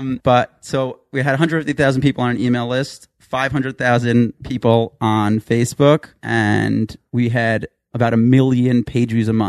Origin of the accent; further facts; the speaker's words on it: Woodmere, New York, United States; moved away as an adult; now in Ramat Beit Shemesh, Israel; So I'm actually originally from Woodmere, New York. From the five towns.